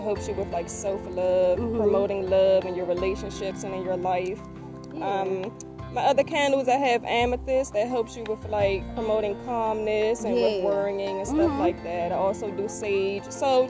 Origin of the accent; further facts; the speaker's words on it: Washington, District of Columbia, United States; now in Maryland, United States; I'm from Washington, D.C.